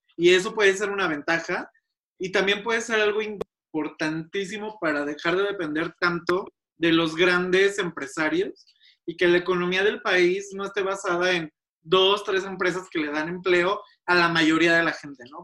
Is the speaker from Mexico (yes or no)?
yes; Mexico; Somos México, somos un país latinoamericano